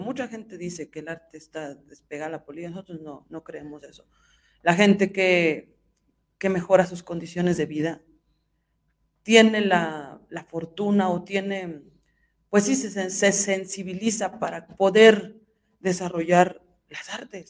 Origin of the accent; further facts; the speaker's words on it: Hidalgo, Mexico; soy del estado de Hidalgo